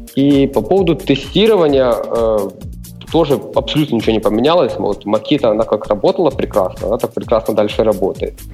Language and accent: Russian; Ternopil Oblast, Ukraine; first language Ukrainian; Russian is a second language; now in Chernivtsi, Ukraine; Родився на Тернопільщині, ще ж проживаю в Чернівцях